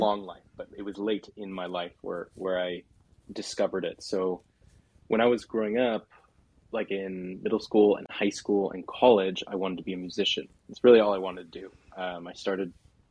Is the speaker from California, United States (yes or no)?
yes; Southern California, United States; I grew up in Southern California.